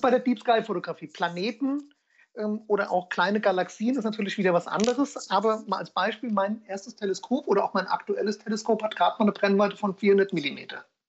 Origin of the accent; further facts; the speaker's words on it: Ingelheim, Rhineland-Palatinate, Germany; komme aus Ingelheim, das ist in der Nähe von Mainz, ähm, schön Rheinland-Pfalz.